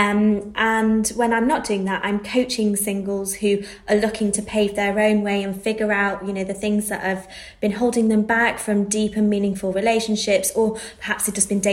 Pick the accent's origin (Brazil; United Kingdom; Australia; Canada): United Kingdom; Manchester, North West England; moved away as an adult; now in London, United Kingdom; I'm from Manchester. I moved to London